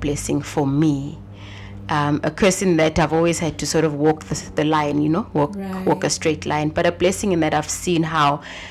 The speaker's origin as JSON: {"language": "English", "area": "a small town outside of Johannesburg", "region": "Gauteng", "country": "South Africa", "tie": "born or raised there", "also_born_or_lived": "Nairobi", "said": "I am a South African girl. Mm-hmm. Grew up in a small town outside of Johannesburg"}